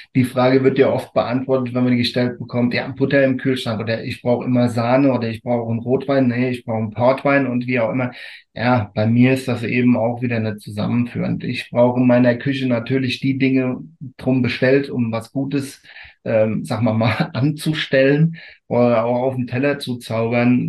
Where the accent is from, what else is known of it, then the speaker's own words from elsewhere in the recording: Rotenfels area, Rhineland-Palatinate, Germany; Und das ist meine Heimat